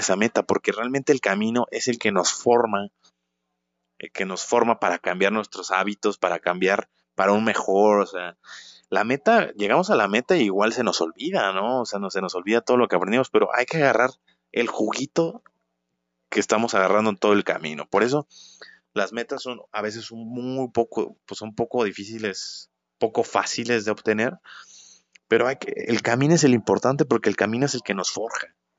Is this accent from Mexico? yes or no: yes; Guanajuato, Mexico; la ciudad de donde soy yo, la bonita ciudad de Guanajuato